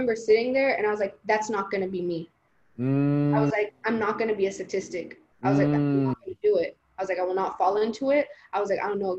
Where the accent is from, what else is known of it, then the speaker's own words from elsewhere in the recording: the Bay Area, California, United States; first language Spanish; English is a second language; also born or lived in Guatemala; I'm from the Bay. This is my community.